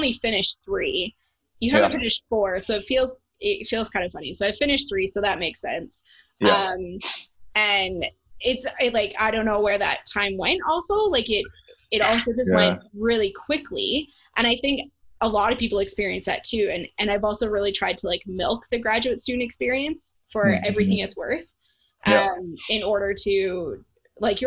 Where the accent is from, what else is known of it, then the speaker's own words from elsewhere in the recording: Calgary, Alberta, Canada; I'm from Calgary.